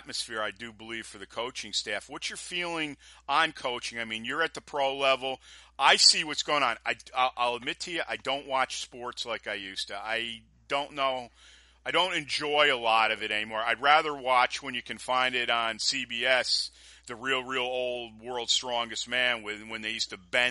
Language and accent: English; New York, United States; being a New Yorker